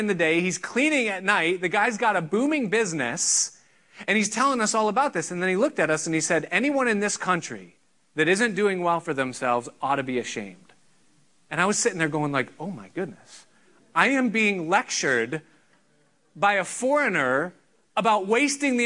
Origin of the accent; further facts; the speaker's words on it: United States; I'm an American fully